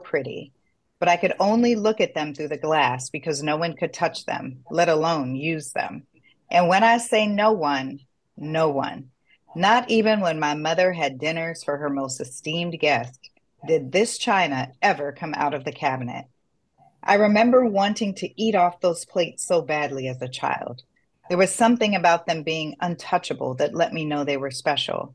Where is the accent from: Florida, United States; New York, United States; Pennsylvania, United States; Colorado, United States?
Florida, United States; South; We grew up together in South Florida, and we are first gen